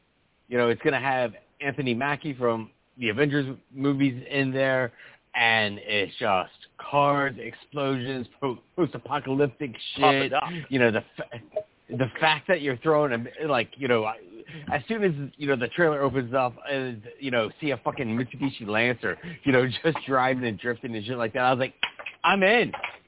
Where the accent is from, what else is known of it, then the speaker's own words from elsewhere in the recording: United Kingdom; now look, I'm British and we all known for our inbreeding, Luke